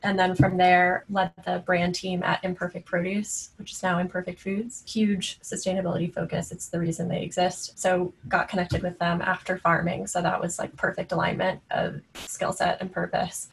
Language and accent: English; Florida, United States; moved away; I grew up in Florida actually on a horse ranch